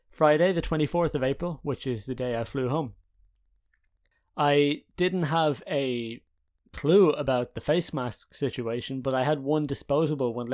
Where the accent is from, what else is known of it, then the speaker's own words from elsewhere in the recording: Haarlem, North Holland, Netherlands; so i'm in the netherlands now in haarlem my hometown but for the last two months i had been in ireland in rural ireland in clonmellon with my parents